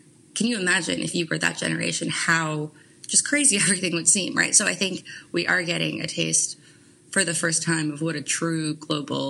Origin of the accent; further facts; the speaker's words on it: Montreal, Quebec, Canada; moved away as an adult; also born or lived in New York / London / Hong Kong; I grew up in Canada, in Montreal